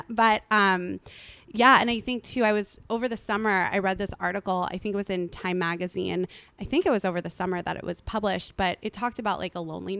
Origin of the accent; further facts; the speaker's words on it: Malibu, California, United States; I grew up in Malibu, which, you know, on the surface it is a very affluent, beautiful community